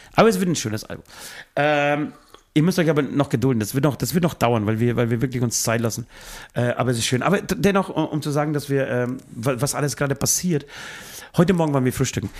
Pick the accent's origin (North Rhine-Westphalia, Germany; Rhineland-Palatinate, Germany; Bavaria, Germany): Bavaria, Germany; Speichersdorf; now in Munich, Germany; aus dem kleinen beschaulichen Dorf Speigersdorf, wo ich herkomme